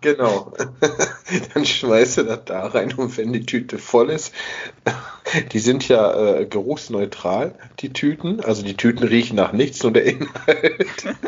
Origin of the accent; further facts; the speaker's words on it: Essen, North Rhine-Westphalia, Germany; ich komme aus Altenessen